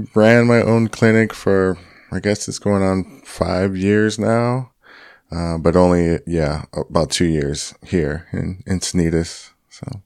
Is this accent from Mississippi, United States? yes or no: no; Orange County, LA County, California, United States; also born or lived in Santa Cruz / Long Beach / Huntington Beach / Lake Forest; I grew up in Orange County, L A County, um, yeah, Long Beach, Huntington Beach, um, went to high school in Lake Forest, El Toro